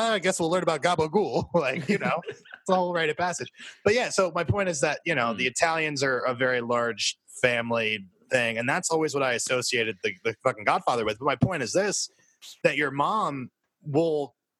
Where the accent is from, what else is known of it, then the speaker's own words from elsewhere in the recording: New Jersey, United States; Yeah, I'm from Jersey.